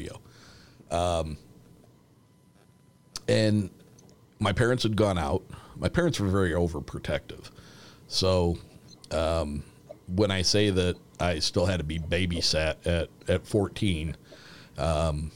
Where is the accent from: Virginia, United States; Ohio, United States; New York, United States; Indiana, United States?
Indiana, United States; South Bend; we are not far from the South Bend Regional Airport